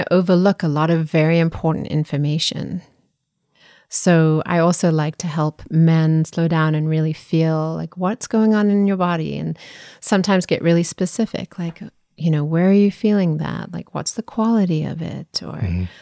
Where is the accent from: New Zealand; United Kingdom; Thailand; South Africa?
South Africa; I grew up in South Africa